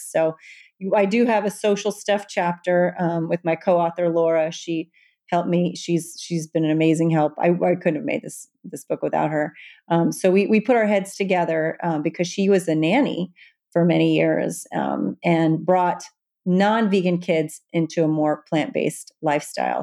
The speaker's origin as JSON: {"language": "English", "town": "Evansville", "region": "Indiana", "country": "United States", "tie": "born or raised there", "also_born_or_lived": "Manhattan, New York", "moved": "yes", "lives_now": "New York City, United States", "said": "my hometown of Evansville, Indiana"}